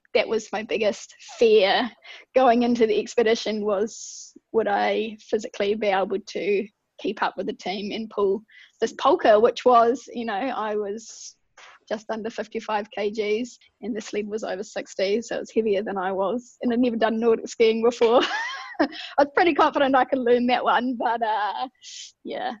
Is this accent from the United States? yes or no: no; Ashburton, Canterbury, New Zealand; also born or lived in Wellington; rural girl, brought up on a farm southwest of Ashburton in mid Canterbury